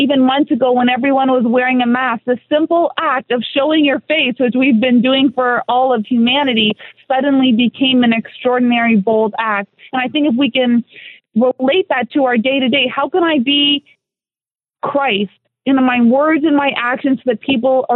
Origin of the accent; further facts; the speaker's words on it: Canada; moved away as an adult; now in South Florida, United States; I'm a Canadian.